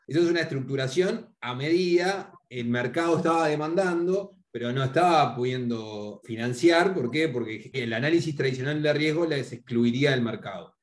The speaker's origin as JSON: {"language": "Spanish", "country": "Uruguay", "said": "yo soy uruguayo"}